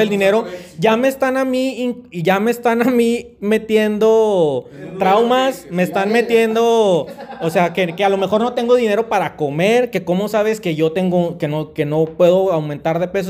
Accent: Mexico; nosotros como mexicanos

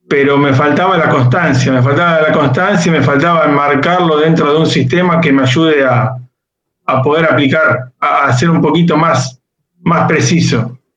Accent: Pergamino, Buenos Aires Province, Argentina; yo soy ingeniero agrónomo de, Pergamino, acá al norte de la provincia de, Buenos Aires.

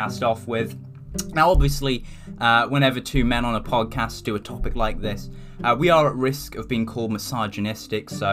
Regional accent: United Kingdom; I'm British

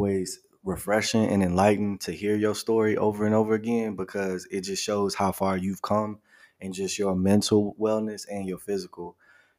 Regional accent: Maywood, Illinois, United States; from Maywood, Illinois, my hometown

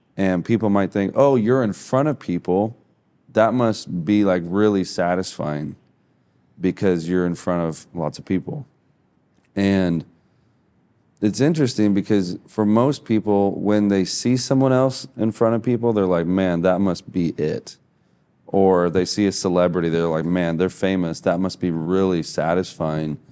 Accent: Midwest, United States; moved away as an adult; also born or lived in Hawaii; I'm from the Midwest, so I'm, like, a long ways from any ocean

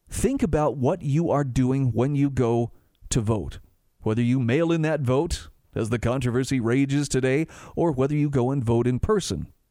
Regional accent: Utah, United States; here in my home state of Utah

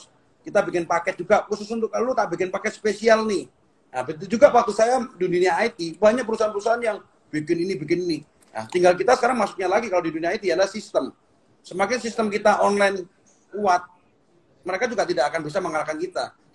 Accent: Jember, East Java, Indonesia; born there; Karena saya hmm. lahir di Jember, dulu punya cita-cita

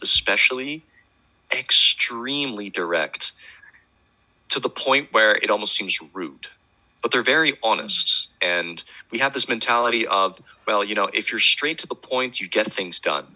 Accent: Netherlands; I'm from the Netherlands

